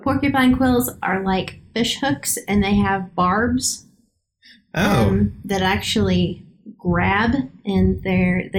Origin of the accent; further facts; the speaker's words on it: Kansas, United States; we're from Kansas.